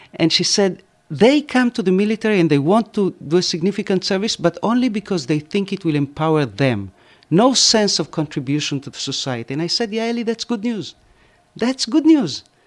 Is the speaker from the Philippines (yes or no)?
no; Argentina; now in Israel; when I grew up in Argentina